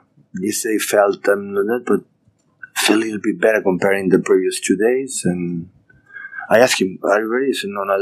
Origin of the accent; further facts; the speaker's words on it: Barcelona, Catalonia, Spain; English is a second language; moved away; my hometown, my country, Catalonia, Barcelona